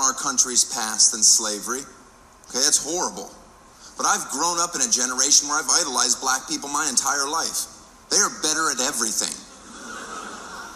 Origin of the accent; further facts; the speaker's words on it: United States; I'm American